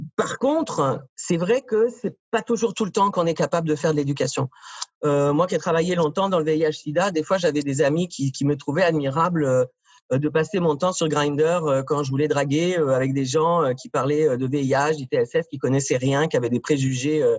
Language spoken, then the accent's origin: French; France; accent: French (France); moved away as an adult; now in Montreal, Canada; Je suis né en France, ça s'entend dans mon accent